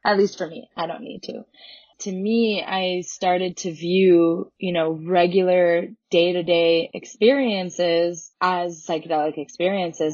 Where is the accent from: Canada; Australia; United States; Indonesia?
Canada; I grew up in Canada